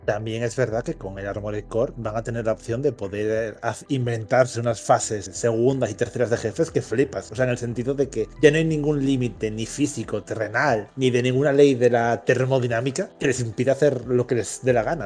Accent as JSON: {"language": "Spanish", "region": "Asturias", "country": "Spain", "said": "siendo asturiano, mi acento andaluz es regulero"}